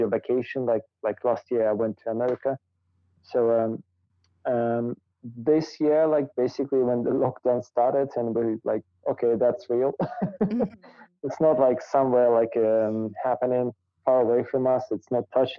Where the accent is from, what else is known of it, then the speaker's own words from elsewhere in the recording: Almaty, Kazakhstan; first language Russian; English is a second language; It's my hometown. Mm-hmm. So originally, like my family also lives here